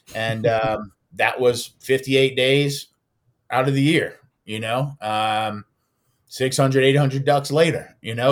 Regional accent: Louisiana, United States; moved away as an adult; also born or lived in New York; I wasn't plugged into the waterfowl community in those states and regions like I was in my home state

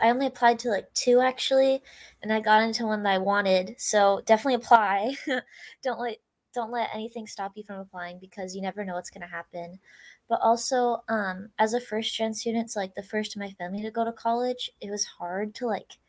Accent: Sherwood, Oregon, United States; I'm from Sherwood, Oregon.

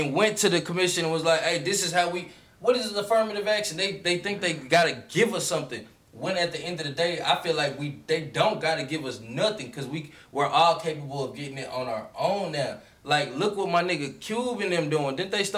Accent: Rhode Island, United States; born there; My parents are African. I'm American. You know, I was born out here.

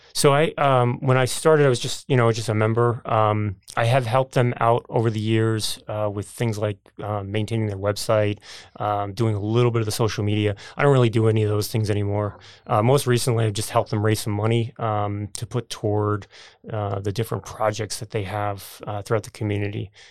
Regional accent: United States; also born or lived in New Jersey; growing up outside of New York City

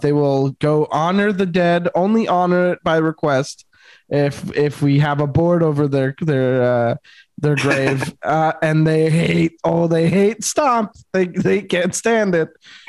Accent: Montreal, Quebec, Canada; in my experience growing up in Montreal

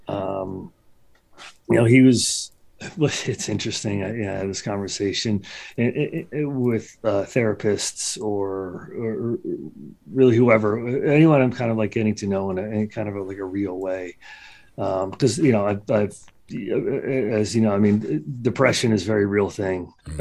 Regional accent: Trenton, New Jersey, United States; born and raised in Trenton, New Jersey.

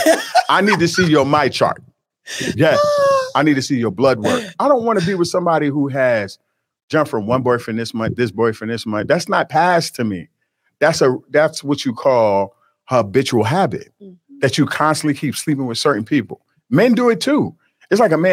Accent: United States; I'm still American, even though my family is from Jamaica, Nigeria

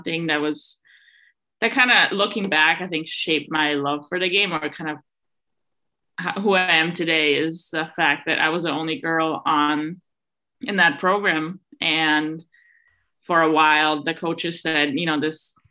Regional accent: Innsbruck, Tyrol, Austria; moved away; back in Innsbruck, my hometown in Austria

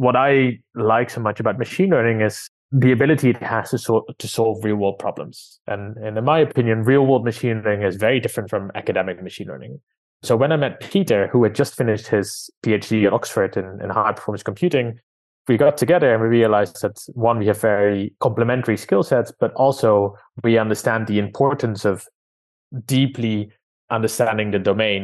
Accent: Amsterdam, North Holland, Netherlands; moved away as an adult; now in London, United Kingdom; I was born and raised in Amsterdam

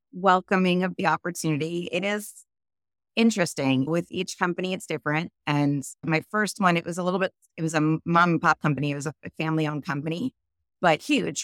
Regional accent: New York, United States; now in California, United States; I'm originally from New York. I started out there and eventually I landed in oh, California.

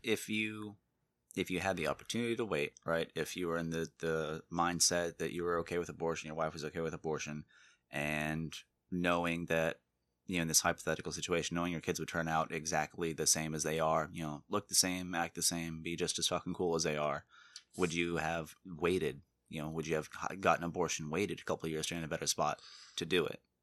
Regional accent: Florida, United States; born and raised in Florida

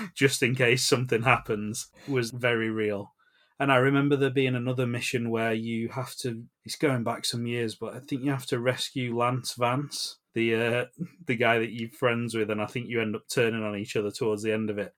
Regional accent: England, United Kingdom; we're from England

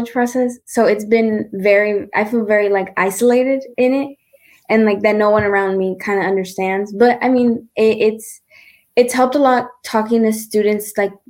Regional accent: Dallas, Texas, United States; I'm from Dallas, Texas

